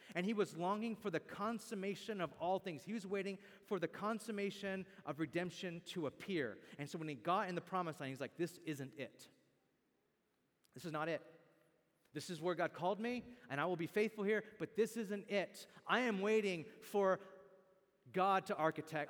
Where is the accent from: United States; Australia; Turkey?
United States; Bakersfield, California; I can no longer really say that my hometown is Bakersfield or that I'm from Bakersfield.